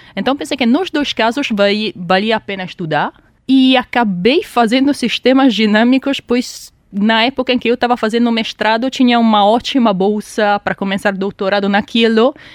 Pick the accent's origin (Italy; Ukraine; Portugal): Italy; now in Brazil; sou italiana e sou matemática